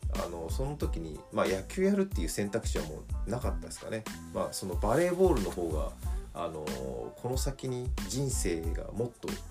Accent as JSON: {"language": "Japanese", "town": "Yokohama", "region": "Kanagawa", "country": "Japan", "tie": "born or raised there", "said": "生まれは横浜市"}